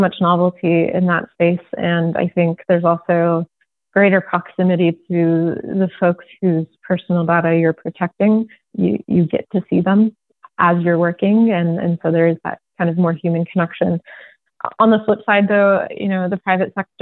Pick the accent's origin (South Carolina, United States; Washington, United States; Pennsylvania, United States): Washington, United States; Seattle; now in New York, United States; I'm from Seattle